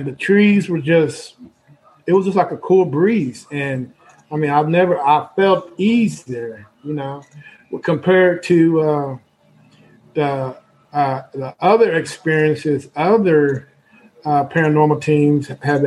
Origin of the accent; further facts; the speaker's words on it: Central Texas, United States; we're from Central Texas.